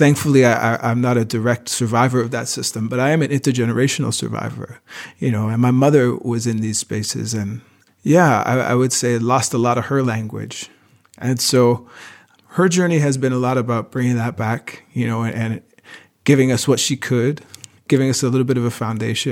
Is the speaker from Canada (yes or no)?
yes; Wabanaki territory, east coast of Canada, Canada; now in Montreal, Canada; I come from Wabanaki territory, the east coast of what some people call Canada today. I'm a singer, and now I live in Montreal